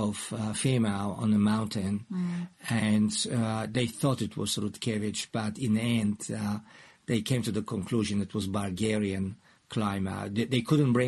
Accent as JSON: {"language": "English", "town": "Wrocław", "region": "Lower Silesian Voivodeship", "country": "Poland", "tie": "born or raised there", "moved": "yes", "lives_now": "New Zealand", "said": "which is my hometown, but it's a town in southern Poland"}